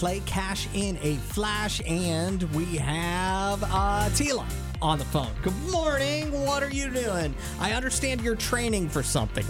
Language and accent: English; East Coast, United States; moved away; I grew up on the East Coast in the Eastern Time Zone.